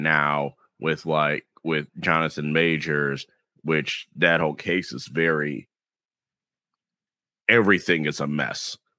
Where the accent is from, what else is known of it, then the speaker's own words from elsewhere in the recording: the South, United States; accent: Southern; and my southern accent stayed where it should be.